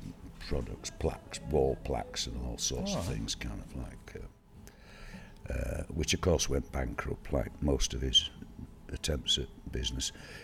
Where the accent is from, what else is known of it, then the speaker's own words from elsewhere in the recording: Rotherham / Bridlington, Yorkshire and the Humber, United Kingdom; also born or lived in Sheffield; I was born in Sheffield somewhere. I don't even know quite where in Sheffield I was born. And parents split up, so I kind of grew up somewhere between, well, not somewhere between, but either Bridlington or Rotherham mainly.